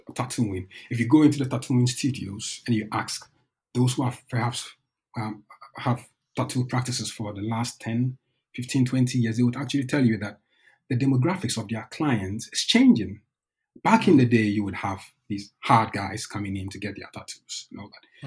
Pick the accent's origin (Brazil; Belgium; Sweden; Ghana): Ghana; moved away as an adult; also born or lived in Norway; now in Bergen, Norway; I'm originally from Ghana. I came to Norway in 2010